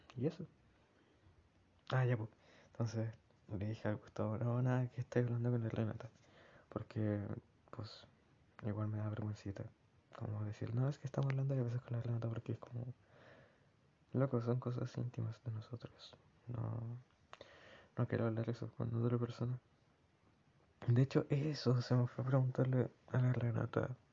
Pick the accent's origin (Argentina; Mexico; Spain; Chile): Chile; accent: Chilean; mi acento es como muy de estar abajo, subir un poco, bajar. En cambio, como acentos extranjeros, ajenos al chileno